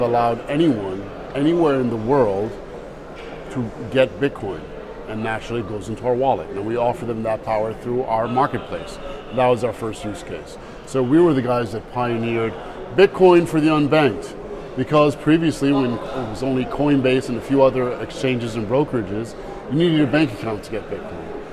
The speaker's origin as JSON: {"language": "English", "region": "New York", "country": "United States", "tie": "born or raised there", "also_born_or_lived": "Egypt"}